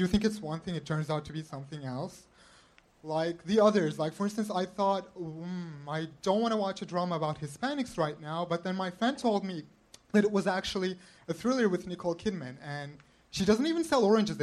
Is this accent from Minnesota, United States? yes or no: no; Los Angeles, California, United States; I'm from Los Angeles.